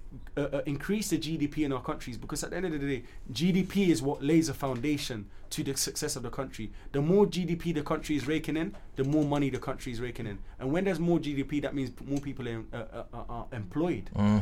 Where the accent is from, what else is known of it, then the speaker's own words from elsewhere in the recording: Sierra Leone; However, we as a country, I'm just saying from Sierra Leone's perspective.